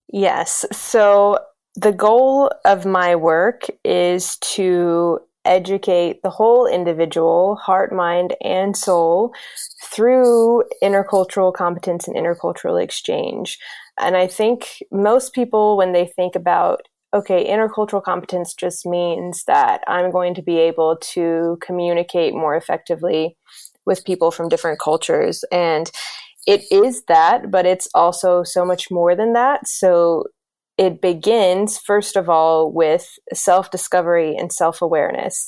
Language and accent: English; South Carolina, United States; moved away; also born or lived in Greece; I grew up in South Carolina in the United States.